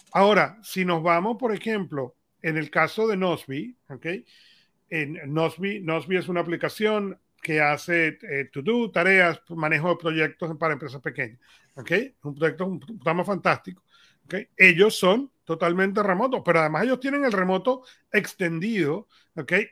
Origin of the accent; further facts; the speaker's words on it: Venezuela; somos venezolanos